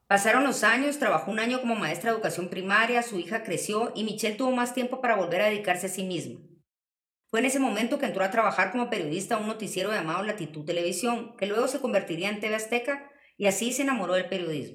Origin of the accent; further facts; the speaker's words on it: Guatemala; also born or lived in Panajachel; Yo también, como periodista guatemalteca